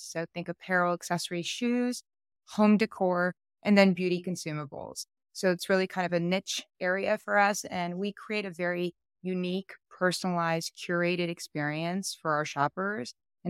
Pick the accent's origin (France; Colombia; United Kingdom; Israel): France; Paris, Île-de-France; now in United States; I'm originally born and raised in Paris, France. I have lived all over the world just alone in the last 18 years. We've moved 11 times.